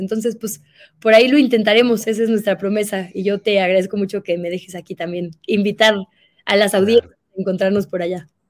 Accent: Monterrey, Nuevo León, Mexico; yo soy de Monterrey

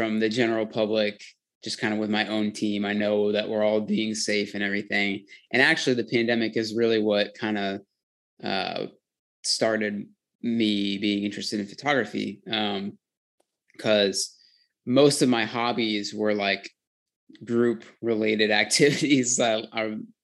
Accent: Portland, Oregon, United States; I grew up in Portland, Oregon. I live here still

